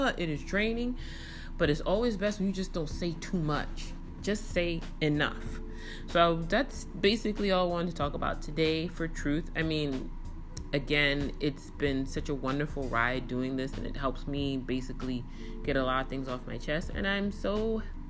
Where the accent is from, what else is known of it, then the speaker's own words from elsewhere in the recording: New York City, New York, United States; moved away as an adult; now in Dallas, United States; I had at least 20 years in the borough of Kings.